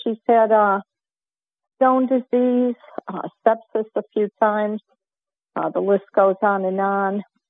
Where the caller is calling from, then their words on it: Lexington, South Carolina, United States; I'm calling from Lexington, South Carolina.